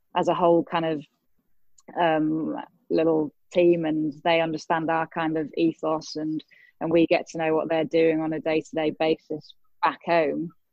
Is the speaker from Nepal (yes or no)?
no; England, United Kingdom; in my home country in England